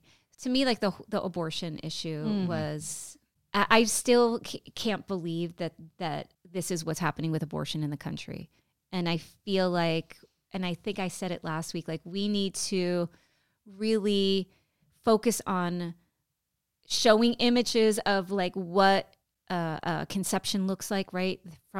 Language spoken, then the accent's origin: English; United States; This is our country